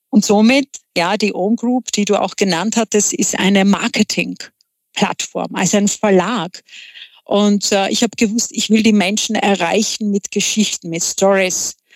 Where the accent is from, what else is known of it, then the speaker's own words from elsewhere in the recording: Czechia; German is a second language; moved away as an adult; now in Vienna, Austria; Ich bin eine gebürtige Tschechin, bin in Tschechien aufgewachsen, habe dort auch studiert und nachdem ich meinen Mann kennenlernte, äh, war Umzug nach Wien